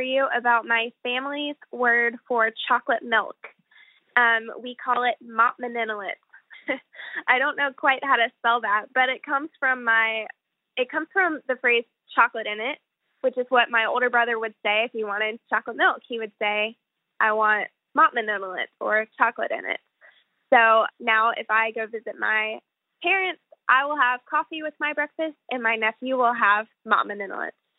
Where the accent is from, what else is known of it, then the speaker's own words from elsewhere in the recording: Nashville, Tennessee, United States; I'm from Nashville, Tennessee